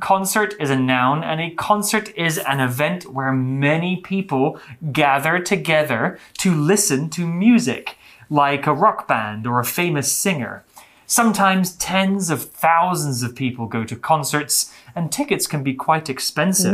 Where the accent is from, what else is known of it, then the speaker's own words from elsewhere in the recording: United Kingdom; I'm from the UK.